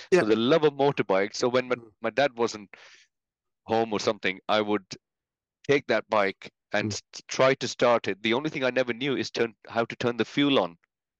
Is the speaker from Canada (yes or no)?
no; India; You know, I think certain Indian people can make out from my accent, but certain English people or British people or Scottish people probably can't. But I was born in India